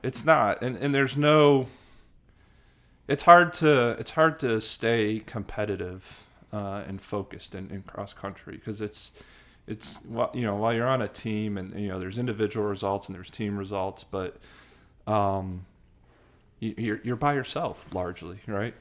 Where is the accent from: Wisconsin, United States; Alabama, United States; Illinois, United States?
Illinois, United States; Hanover Park; also born or lived in Chicago / Saint Charles, Illinois; now in Atlanta, United States; I grew up in, in Chicago. Um, I was born in Chicago and then, uh, actually lived, uh, about forty-five minutes west of downtown Chicago